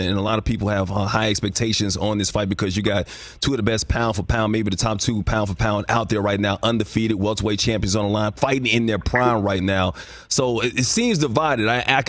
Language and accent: English; Bessemer, Alabama, United States; moved away; I was in Bessemer. I used to live in Bessemer. I went to Jess Lanier High School, which is now Bessemer High School.